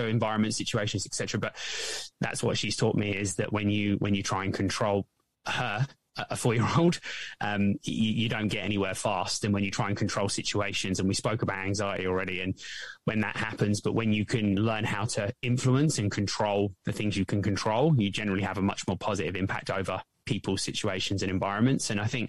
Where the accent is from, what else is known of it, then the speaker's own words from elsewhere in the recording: England, United Kingdom; So as I mentioned, I grew up in England.